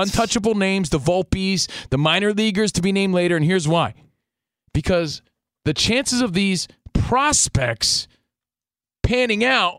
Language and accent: English; East Coast, United States; now in Los Angeles, United States; we're from the East Coast out here in L.A.